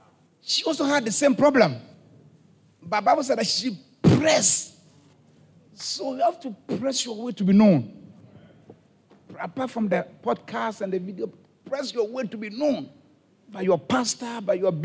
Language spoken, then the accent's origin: English; Ghana; now in Haiti; I'm from Ghana